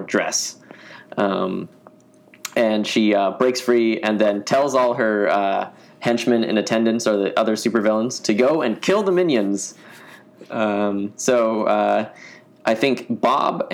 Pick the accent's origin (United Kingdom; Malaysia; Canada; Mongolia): United Kingdom; moved away